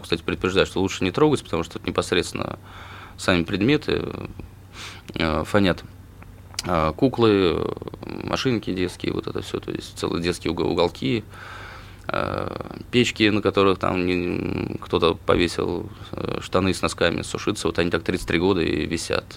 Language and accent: Russian; Saransk, Mordovia, Russia; я родом из Саранска